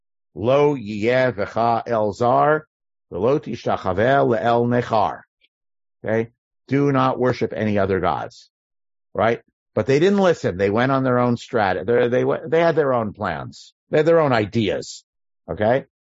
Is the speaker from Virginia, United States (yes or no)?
no; New York, United States; now in California, United States; I grew up in New York